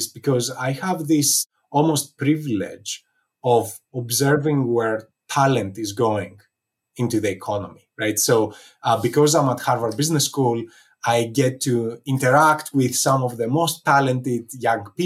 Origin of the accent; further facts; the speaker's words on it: Athens, Attica, Greece; moved away; growing up in Athens, Greece